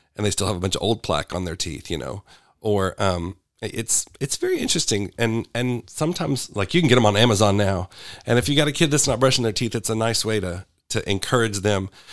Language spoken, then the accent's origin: English; Sherwood, Arkansas, United States; also born or lived in Little Rock, Arkansas / Kansas; So, I was born in Little Rock. I spent my early years in Kansas, and then we moved back when I was in junior high. So, I'm pretty much a Sherwood boy.